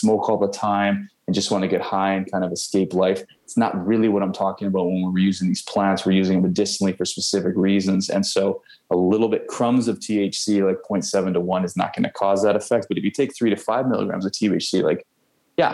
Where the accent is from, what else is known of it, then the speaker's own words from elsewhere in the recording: Langley, British Columbia, Canada; also born or lived in Vancouver, BC; I come from Langley where that's all they do out there